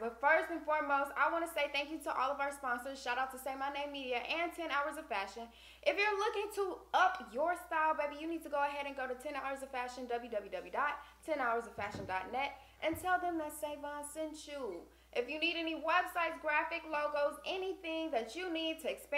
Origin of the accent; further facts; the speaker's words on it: Austin, Texas, United States; we're from Austin. Both of us are from Austin